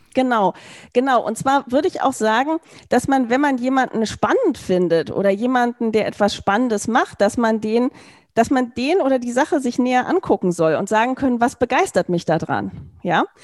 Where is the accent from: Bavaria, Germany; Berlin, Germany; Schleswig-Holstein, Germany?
Berlin, Germany; Ich komme aus Berlin